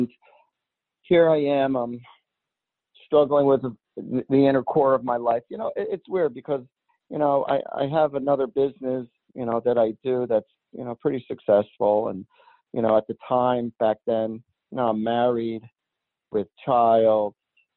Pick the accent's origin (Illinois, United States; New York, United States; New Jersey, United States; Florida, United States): New Jersey, United States; I was born and raised in New Jersey